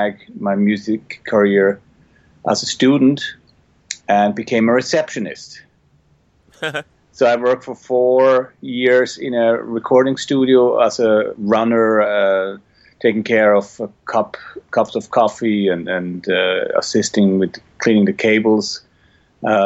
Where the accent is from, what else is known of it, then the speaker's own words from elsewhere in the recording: Switzerland; moved away as an adult; now in Los Angeles, United States; I grew up in Switzerland, eventually finished a music school